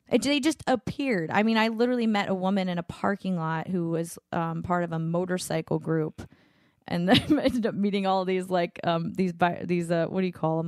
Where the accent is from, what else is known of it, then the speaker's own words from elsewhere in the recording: Louisiana, United States; moved away; my hometown, um, 'cause I'm from Louisiana